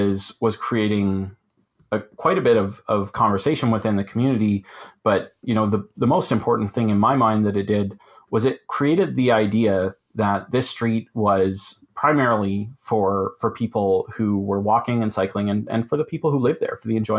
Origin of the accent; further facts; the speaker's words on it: Collingwood, Ontario, Canada; So this was an example from my hometown here in Collingwood